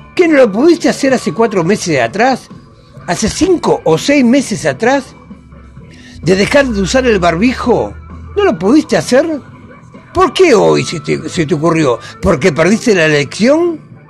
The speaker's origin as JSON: {"language": "Spanish", "country": "Argentina", "said": "una nación tan grande como la Argentina, que tenemos de todo"}